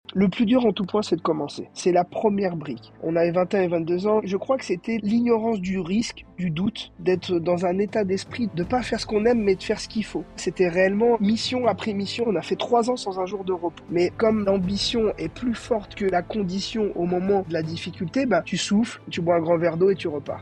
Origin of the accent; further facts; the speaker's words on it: Brest, Brittany, France; moved away; also born or lived in Cannes; On est né à Cannes, mais on a grandi à Brest